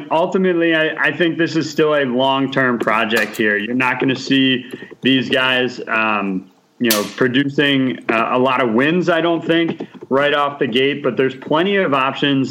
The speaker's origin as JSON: {"language": "English", "town": "Brookfield", "region": "Wisconsin", "country": "United States", "tie": "born or raised there", "said": "he's from my hometown, Brookfield, Wisconsin"}